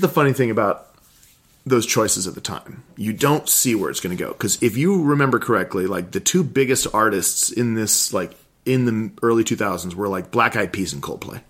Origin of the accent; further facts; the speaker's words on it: Kodiak, Alaska, United States; also born or lived in Anchorage, Alaska; it would take 20 minutes to get anywhere in my hometown in Kodiak